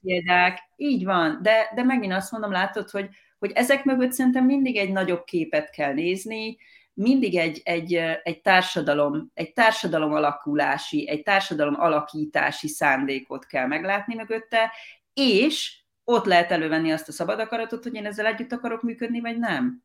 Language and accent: Hungarian; Hungary; now in Australia; mi magyarként